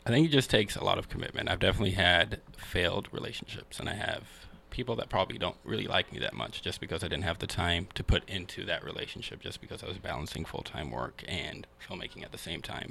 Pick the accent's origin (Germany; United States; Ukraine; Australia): United States; Seattle, Washington; also born or lived in Kenya; So I was born here in uh, Seattle in the Central District, and uh, when I was three, I moved back to Kenya with my mom and my sister, and I lived there for about ten years. Mm-hmm. And when I was thirteen, I moved back to Seattle